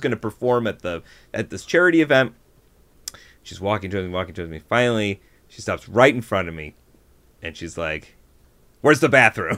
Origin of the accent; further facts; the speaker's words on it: Buffalo, New York, United States; moved away; I grew up in Buffalo, New York, which mm-hmm. is nowhere near New York City.